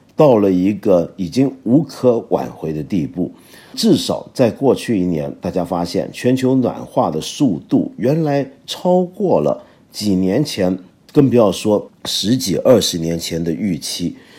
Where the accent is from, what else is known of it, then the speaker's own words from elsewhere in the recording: China; 我们中国人